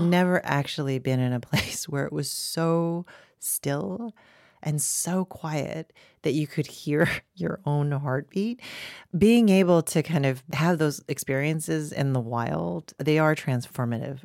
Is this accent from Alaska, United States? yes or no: no; Boulder, Colorado, United States; I grew up in Boulder, Colorado.